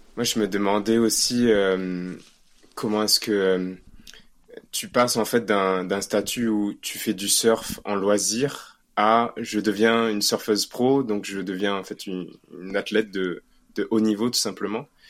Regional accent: Réunion; now in Paris, France; nous en tant que Réunionnais

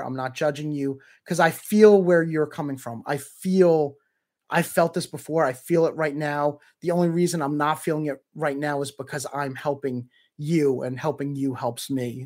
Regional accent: Canada; as a Canadian

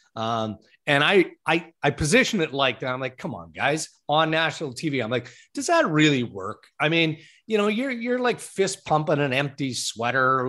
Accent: Saskatchewan, Canada; moved away; growing up in Saskatchewan

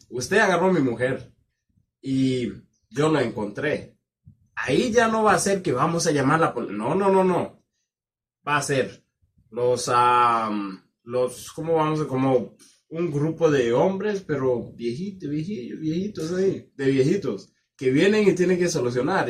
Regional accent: Kenya; moved away; yo provengo del condado que se llama Callado y es el, es el más rico del país.

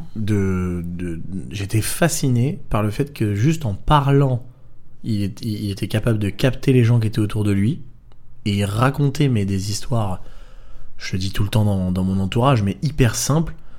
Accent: Draguignan, Provence-Alpes-Côte d'Azur, France; moved away; je viens du sud de la France à la mm. base, de Draguignan

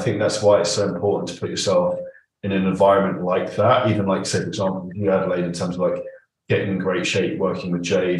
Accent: United Kingdom; we're both British

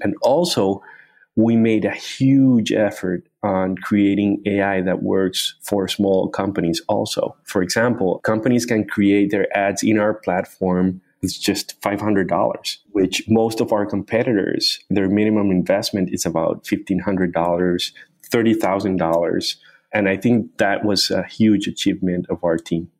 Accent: Cartagena, Bolívar, Colombia; moved away as an adult; also born or lived in Chicago, United States; I was born in a small city in Colombia called Cartagena. Uh, it's a tourist town

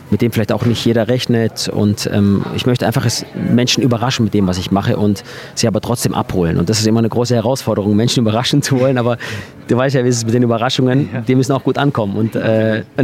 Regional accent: Hechingen, Baden-Württemberg, Germany; bei uns in meiner Heimat in Hechingen habe ich neben einem Kino gelebt

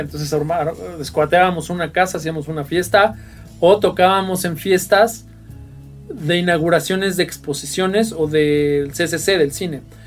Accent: Mexico City, Mexico; Venimos de, la zona sur, de la clase media de la Ciudad de México

